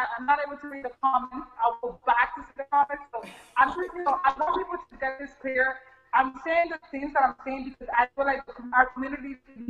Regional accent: New York City, New York, United States; also born or lived in Brooklyn; So I was born and raised in the Bronx, and currently I'm living in Brooklyn.

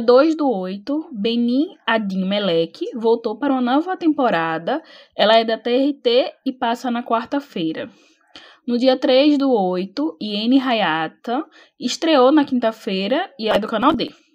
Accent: Brazil; Sou brasileira

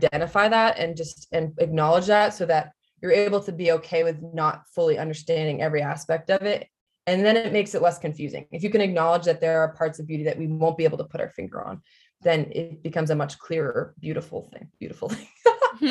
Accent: New England, United States; moved away as an adult; now in Arizona, United States; I'm obviously from New England, but I've become a wimp already in 1 year of being here

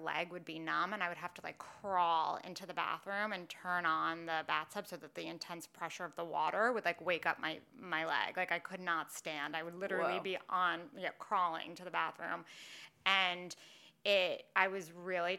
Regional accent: New York City, New York, United States; growing up in New York City

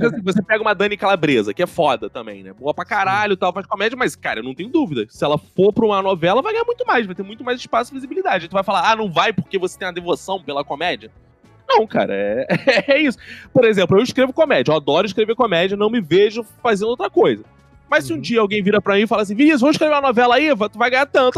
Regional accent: Rio de Janeiro, Brazil; also born or lived in Tijuca, Rio de Janeiro; Eu nasci em Quintino, moro na Tijuca

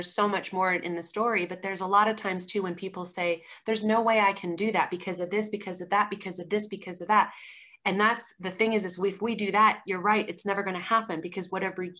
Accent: Colorado Springs, Colorado, United States; I'm from Colorado Springs, Colorado.

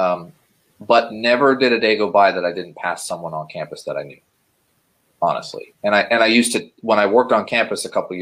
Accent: Ohio, United States; I was born in Ohio and spent the first 14 years of my life more or less living normally

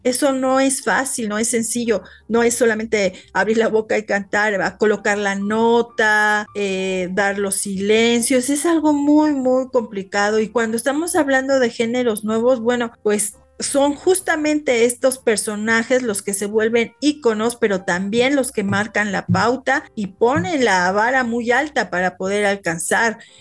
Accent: Mexico; nosotros los mexicanos

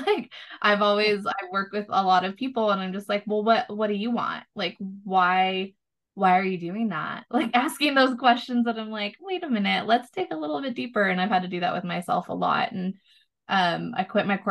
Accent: Southern California, United States; moved away as an adult; now in Austin, United States; we grew up in Southern California

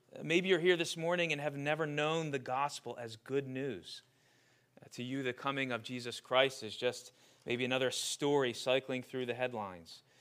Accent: Glassboro, New Jersey, United States; I grew up in Glassboro, went to Glassboro High School

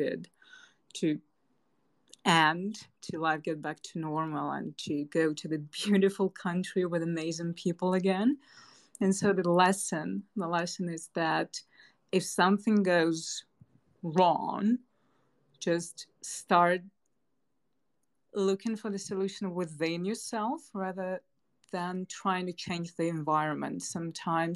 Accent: Moscow, Russia; moved away as an adult; also born or lived in Hanoi, Vietnam; I was born and raised in Moscow

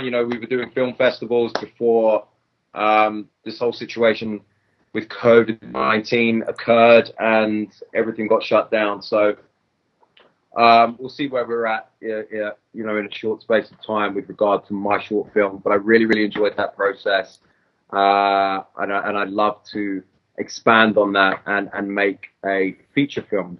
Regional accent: England, United Kingdom; I'm English.

